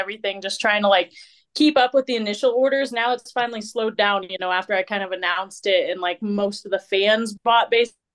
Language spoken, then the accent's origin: English; Missouri, United States; moved away as an adult; also born or lived in Virginia; now in Colorado, United States; So from Missouri, grew up there pretty much, I don't know, like from 12, I'm trying to remember, like 14 to, you know, my early 20s